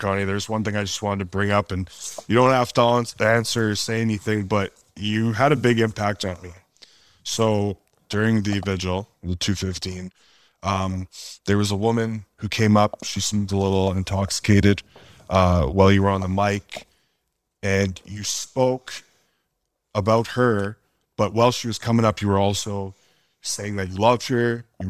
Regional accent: Edmonton, Alberta, Canada; where I come from growing up in Edmonton.

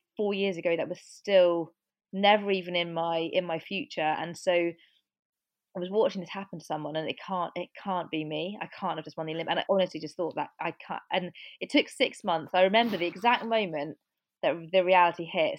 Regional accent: Cornwall, South West England, United Kingdom; I grew up in Cornwall

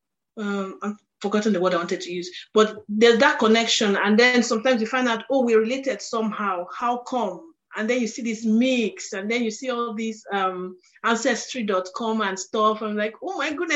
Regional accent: Nigeria; where I'm from, because I'm Nigerian

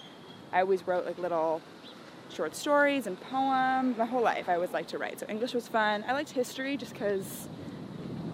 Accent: San Francisco, California, United States; I'm from San Francisco

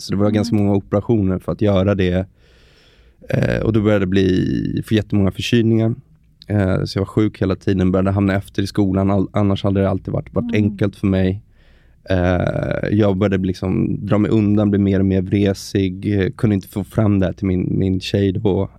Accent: Stockholm, Stockholm County, Sweden; Född och uppvuxen i Stockholm, 35 år

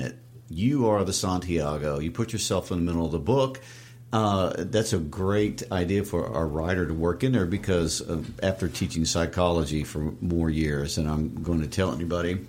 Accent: Midwest, United States; I'm from the Midwest, and in the summertime, you can drive for miles and see nothing but corn.

